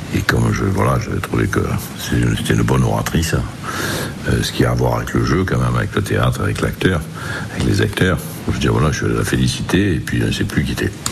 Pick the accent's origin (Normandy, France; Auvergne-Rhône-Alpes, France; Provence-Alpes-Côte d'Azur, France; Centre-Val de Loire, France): Provence-Alpes-Côte d'Azur, France; Marseille; dans le milieu ouvrier dans lequel je suis né à Marseille